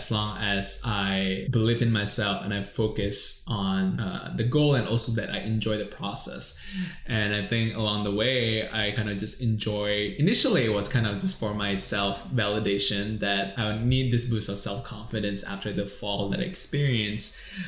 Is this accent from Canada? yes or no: no; Indonesia; now in Singapore; I came from Indonesia, lived here for 10 years in Singapore